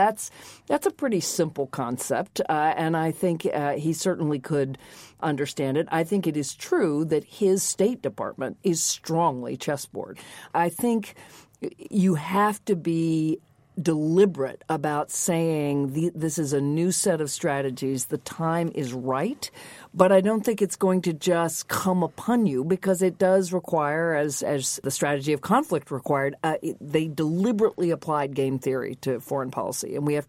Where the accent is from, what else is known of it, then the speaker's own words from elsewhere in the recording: the South, United States; as any women, certainly when I grew up in the American South, would tell you that's how they exercised power.